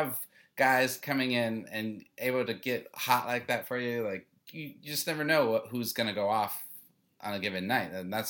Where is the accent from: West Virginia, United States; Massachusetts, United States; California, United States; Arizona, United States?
Arizona, United States; Phoenix; I'm from Phoenix, so